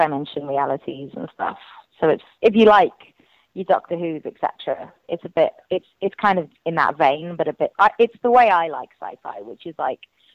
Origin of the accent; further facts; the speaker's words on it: Wales, United Kingdom; I'm Welsh